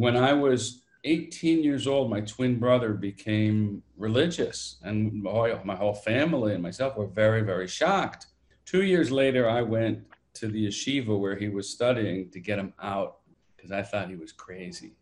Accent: London, Ontario, Canada; also born or lived in Toronto; now in Israel; I grew up actually in London, Ontario.

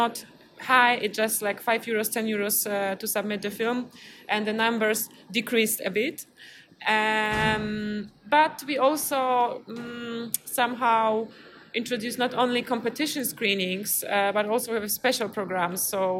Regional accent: Poznań, Greater Poland, Poland; I come from Poznań, Poland

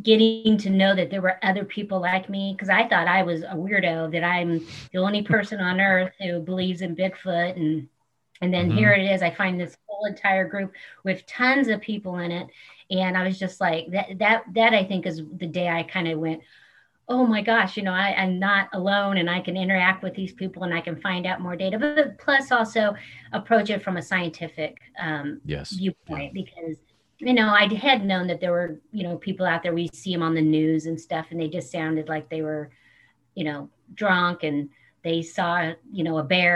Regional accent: Porterville, California, United States; I was born and raised in Porterville, California

